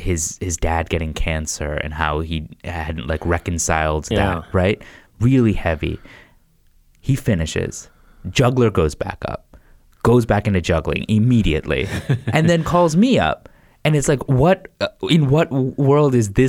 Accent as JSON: {"language": "English", "town": "Worcester", "region": "Massachusetts", "country": "United States", "tie": "born or raised there", "also_born_or_lived": "Boston", "said": "So I was like kind of living in Boston, living in Worcester. I grew up in Central Mass, Worcester."}